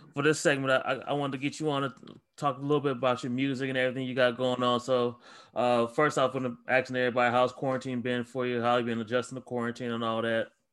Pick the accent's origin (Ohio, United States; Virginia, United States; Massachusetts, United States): Ohio, United States; I'm from Ohio